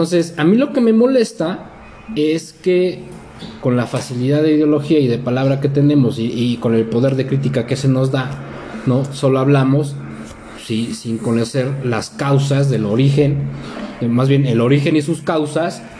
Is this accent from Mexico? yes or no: yes; Mexico; Soy mexicano.